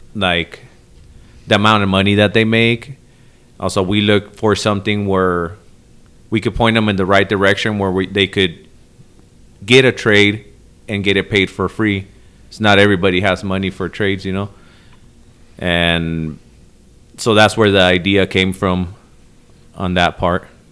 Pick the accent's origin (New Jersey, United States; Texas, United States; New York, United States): Texas, United States; El Paso; also born or lived in Chicago, Illinois; Then I was raised in El Paso, Texas